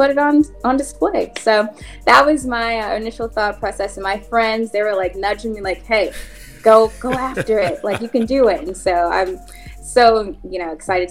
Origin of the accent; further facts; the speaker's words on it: Anderson, Indiana, United States; growing up in Anderson